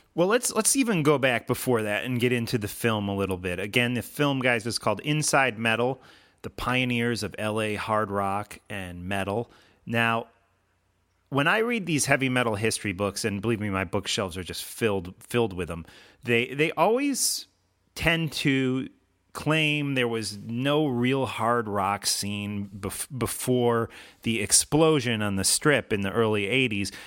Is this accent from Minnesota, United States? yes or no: no; Chicago, Illinois, United States; growing up in the Chicago area